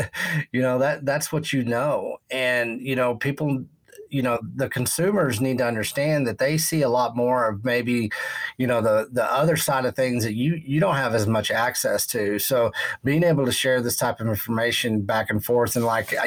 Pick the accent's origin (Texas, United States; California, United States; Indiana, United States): Texas, United States; West; growing up in Texas, West Texas, and knowing cattle and agriculture